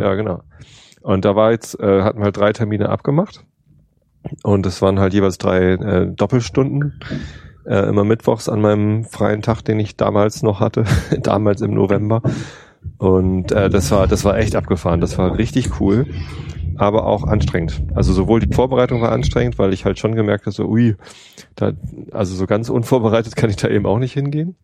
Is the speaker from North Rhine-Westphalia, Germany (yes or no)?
no; Berlin, Germany; als Berliner